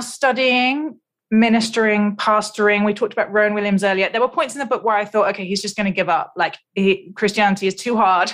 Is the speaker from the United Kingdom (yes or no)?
yes; United Kingdom; I'm British